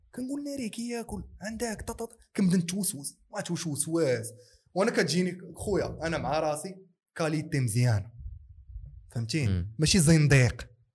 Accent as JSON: {"language": "Arabic", "town": "Casablanca", "region": "Casablanca-Settat", "country": "Morocco", "accent": "Casablanca dialect (Kazawi)", "said": "انا عندي اللغه لهجه كازاويه"}